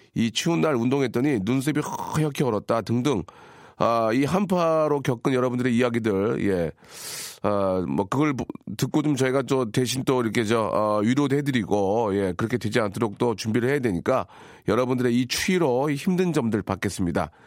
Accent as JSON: {"language": "Korean", "town": "Gunsan", "region": "North Jeolla", "country": "South Korea", "tie": "born or raised there", "moved": "yes", "said": "군산. 제 고향이죠"}